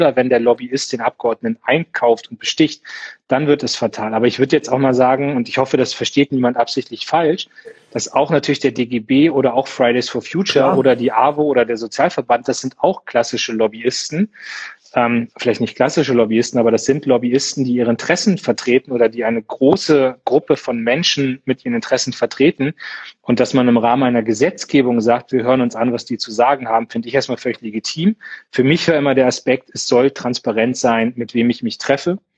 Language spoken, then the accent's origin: German; Munster, Lower Saxony, Germany; Also ich habe aus meiner Heimatstadt Munster, großer Bundeswehrstandort